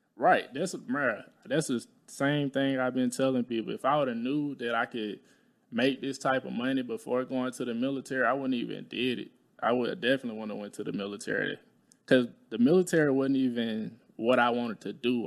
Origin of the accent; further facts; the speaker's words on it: Talladega, Alabama, United States; moved away; I'm from Alabama. I'm from, like, Talladega, Alabama